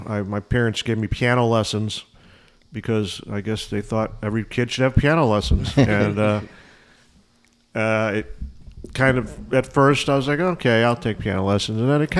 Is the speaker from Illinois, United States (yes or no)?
yes; Skokie, Illinois, United States; I grew up in Skokie, but I went to jazz school in Evanston because Evanston's a jazzy place.